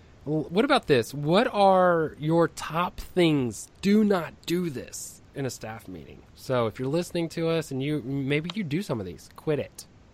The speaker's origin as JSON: {"language": "English", "region": "Texas", "country": "United States", "said": "I'm from Texas"}